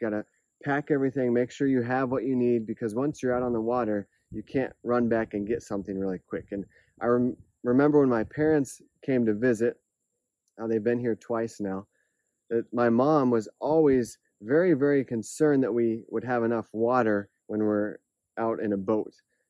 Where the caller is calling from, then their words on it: Palau; I'm joining you from Palau, a tiny island in the Pacific, as you can see behind me, with the beautiful scenery.